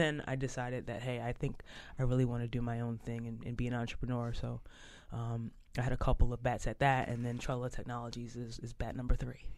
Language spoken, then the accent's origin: English; Philadelphia, Pennsylvania, United States; moved away as an adult; now in Boston, United States; I grew up in South Philly, uh, but uh, left Philadelphia and uh, went to Northeastern University and kind of have been in the Boston area um, ever since